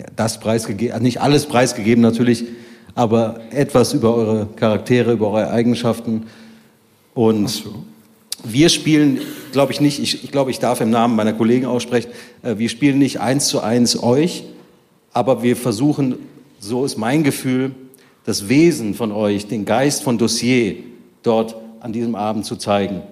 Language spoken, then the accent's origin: German; Bonn, North Rhine-Westphalia, Germany; ich als Bonner Inder